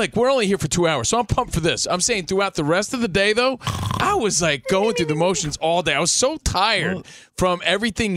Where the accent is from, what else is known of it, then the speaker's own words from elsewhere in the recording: Union, New Jersey, United States; now in Los Angeles, United States; my hometown of Union, New Jersey